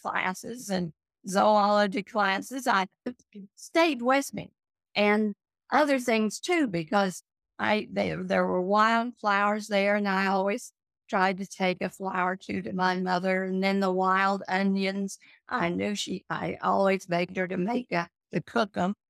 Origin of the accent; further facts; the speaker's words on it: Joplin, Missouri, United States; also born or lived in Columbia, Missouri; I was brought up in Joplin, Missouri, and lived there for 20 years